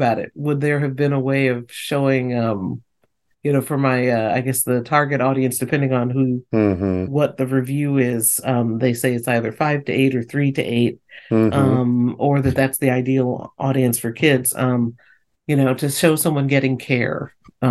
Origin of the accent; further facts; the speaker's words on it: Northeast, United States; growing up in the Northeast where it snowed